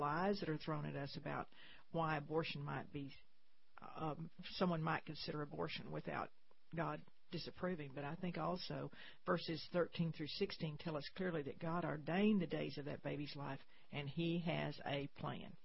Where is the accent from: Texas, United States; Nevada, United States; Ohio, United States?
Texas, United States; San Saba; I grew up in San Saba, Texas, very small town, central Texas